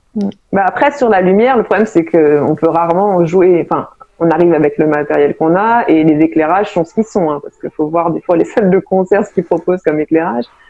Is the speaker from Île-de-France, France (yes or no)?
yes; Paris, Île-de-France, France; also born or lived in Seine-Saint-Denis; je suis parisienne au départ